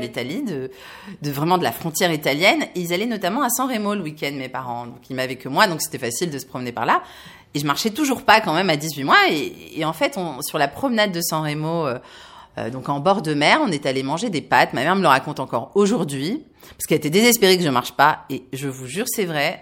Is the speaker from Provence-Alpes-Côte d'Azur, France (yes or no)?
yes; Var, Provence-Alpes-Côte d'Azur, France; moved away; also born or lived in Paris; je suis du sud de la France, je suis née ailleurs dans le Var